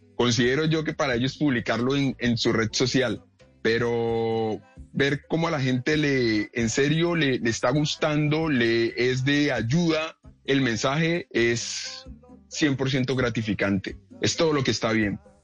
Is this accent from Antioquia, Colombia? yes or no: no; Cali, Valle del Cauca, Colombia; yo soy nativo de aquí de la ciudad de Cali